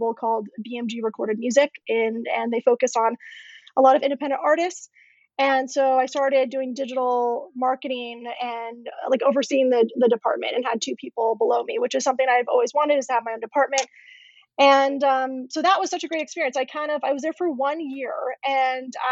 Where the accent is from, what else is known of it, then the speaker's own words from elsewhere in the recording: Orange County, California, United States; moved away; I pretty much grew up in Orange County most of my life